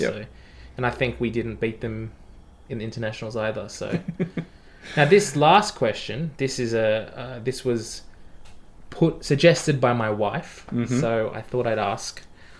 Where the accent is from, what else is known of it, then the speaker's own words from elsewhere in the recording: Australia; I'm an Australian